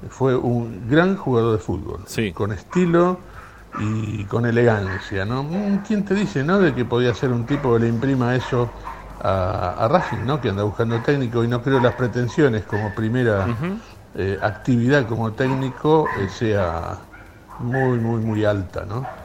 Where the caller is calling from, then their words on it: Buenos Aires, Argentina; ¿Cómo andan todos?